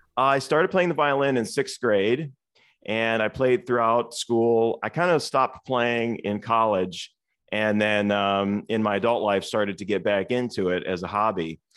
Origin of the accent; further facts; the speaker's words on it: Toledo, Ohio, United States; moved away as an adult; now in Cincinnati, United States; I actually was born and raised in Toledo, Ohio